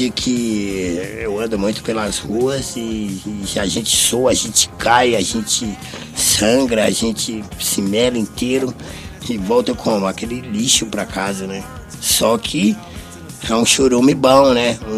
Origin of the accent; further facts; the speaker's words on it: Brasília, Federal District, Brazil; E eu sou de Brasília, muito concreto, aquela coisa toda adoro borda, essas coisas, corrimão.